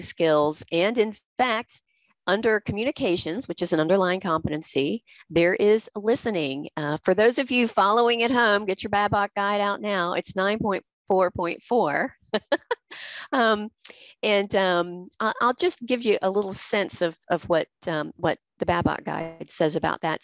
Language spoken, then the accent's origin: English; the American South, United States; accent: Southern; I'm from the American South. We are known for our Southern accents